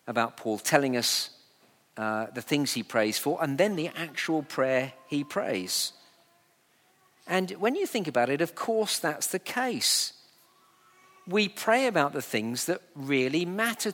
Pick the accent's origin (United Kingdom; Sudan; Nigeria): United Kingdom; we're very British